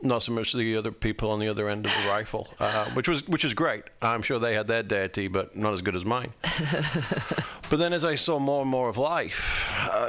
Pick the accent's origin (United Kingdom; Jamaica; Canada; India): United Kingdom; moved away as an adult; now in United States; I'm British.